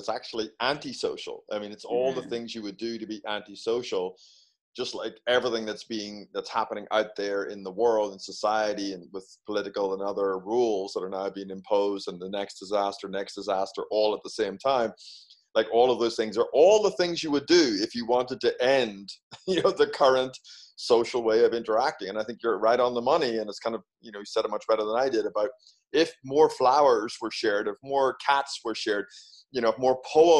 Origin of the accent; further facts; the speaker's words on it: Ireland; moved away as an adult; also born or lived in United Kingdom; now in United States; being Irish